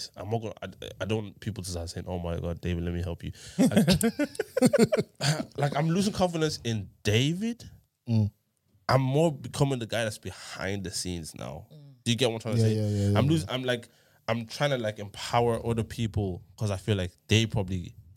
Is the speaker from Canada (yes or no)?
no; Ireland; growing up in Ireland